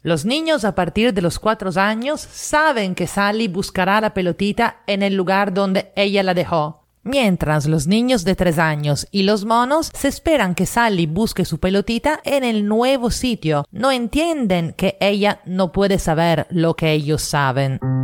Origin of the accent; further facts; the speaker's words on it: Italy; now in Lima, Peru; italiana en Lima